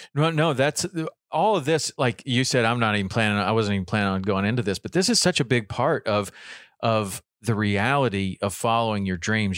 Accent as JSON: {"language": "English", "region": "Tennessee", "country": "United States", "tie": "born or raised there", "said": "I grew up in Tennessee"}